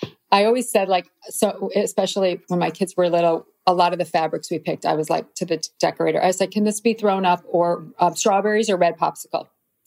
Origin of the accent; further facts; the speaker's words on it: Midwest, United States; Plus just growing up in the Midwest, it's very hardworking, normal people.